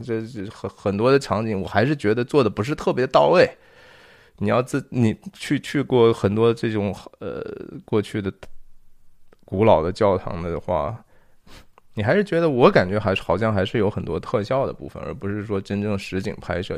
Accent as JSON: {"language": "Chinese", "region": "Shanxi", "country": "China", "said": "我是山西人啊，我是中国的山西籍贯的人"}